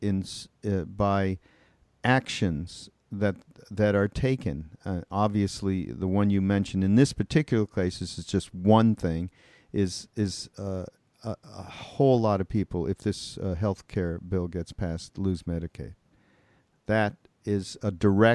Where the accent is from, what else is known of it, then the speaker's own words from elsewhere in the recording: Canada; now in United States; I'm from Canada.